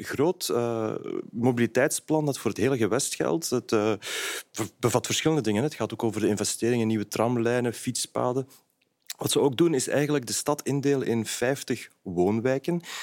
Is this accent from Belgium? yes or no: yes; Brussels, Brussels-Capital Region, Belgium; als Brusselaar